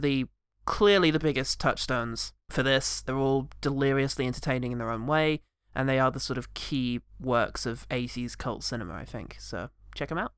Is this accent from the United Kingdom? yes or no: yes; England, United Kingdom; I'm English